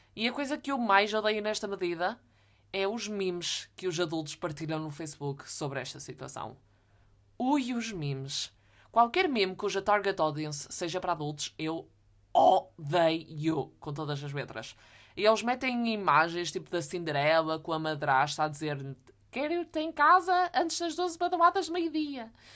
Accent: the North, Norte, Portugal; eu sou do Norte.

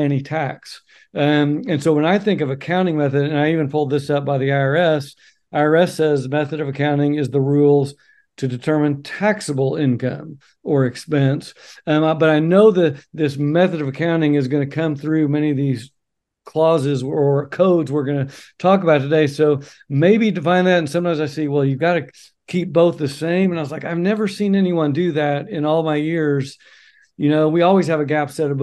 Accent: Oklahoma, United States; moved away as an adult; now in Oregon, United States; I'm from Oklahoma

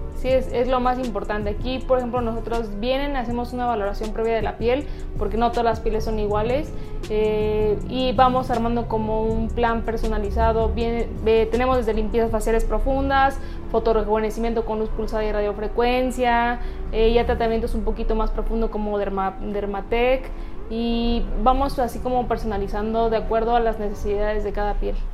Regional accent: Hidalgo, Mexico; now in Querétaro, Mexico; yo soy del estado de Hidalgo, llevo viviendo aquí en Querétaro 14 años

